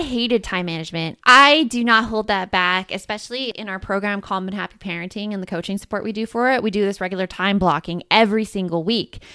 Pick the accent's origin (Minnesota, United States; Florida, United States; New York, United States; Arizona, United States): Arizona, United States; Tucson; also born or lived in Gilbert/Chandler, Arizona; in Tucson where I grew up